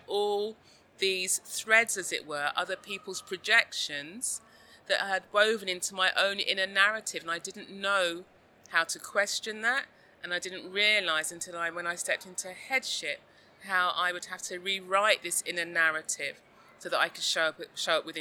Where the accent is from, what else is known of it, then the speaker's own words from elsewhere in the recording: London, United Kingdom; a young girl growing up in South London in the 1970s